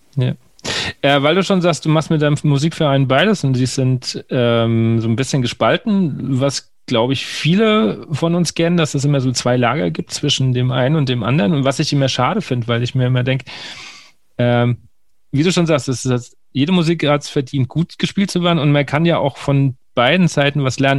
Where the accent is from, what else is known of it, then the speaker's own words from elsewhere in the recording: Bavaria, Germany; now in Hesse, Germany; ich komme ja gebürtig aus der, der, der dem letzten Zipfel von Bayern, kurz vor der hessischen Grenze und wohne jetzt in Hessen